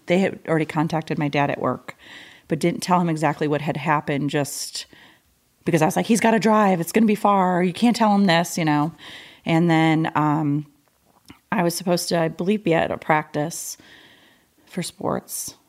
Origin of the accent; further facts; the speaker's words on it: Michigan, United States; I was born and raised in Michigan